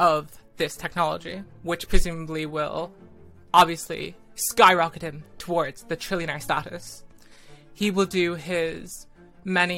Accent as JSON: {"language": "English", "country": "Ireland"}